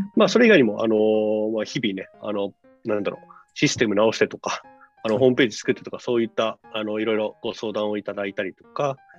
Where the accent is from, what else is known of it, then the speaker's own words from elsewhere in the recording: Kunitachi, Tokyo, Japan; moved away as an adult; now in Kosuge, Japan; あの中央線上にあるあのところで生まれ育ちました